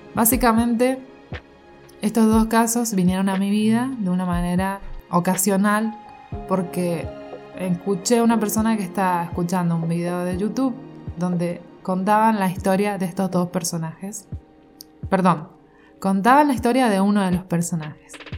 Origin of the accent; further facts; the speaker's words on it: Argentina; soy argentina